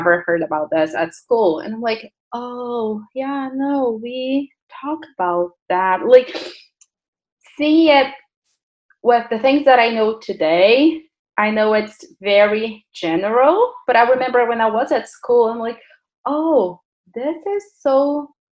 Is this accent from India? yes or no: no; Brazil; now in Burlington, Canada; I'm from Brazil originally.